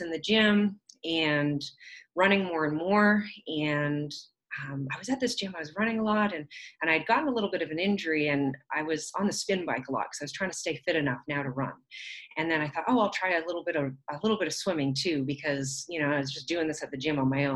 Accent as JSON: {"language": "English", "region": "southern Alberta", "country": "Canada", "tie": "born or raised there", "said": "I grew up actually in southern Alberta. I'm Canadian"}